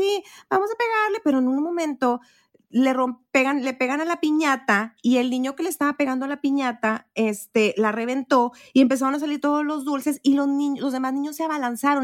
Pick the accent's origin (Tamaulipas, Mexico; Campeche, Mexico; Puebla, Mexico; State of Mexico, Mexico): Tamaulipas, Mexico; Matamoros; moved away; allá en Matamoros, mi rancho, mi pueblito hermoso